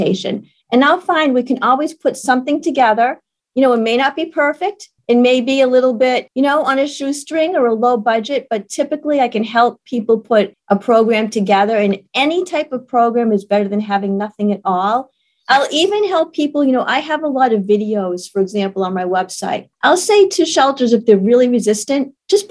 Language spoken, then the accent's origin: English; Maine, United States; now in South Carolina, United States; I grew up in Maine